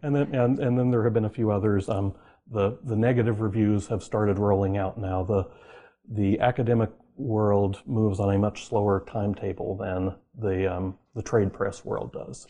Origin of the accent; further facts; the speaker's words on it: Oklahoma, United States; I grew up in Oklahoma